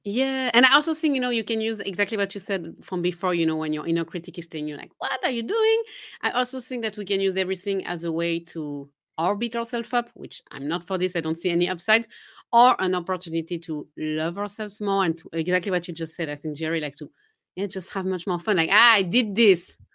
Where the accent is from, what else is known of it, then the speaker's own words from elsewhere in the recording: Geneva, Switzerland; first language French; English is a second language; moved away; I'm originally from Geneva, Switzerland, so I do speak French, my mother tongue is French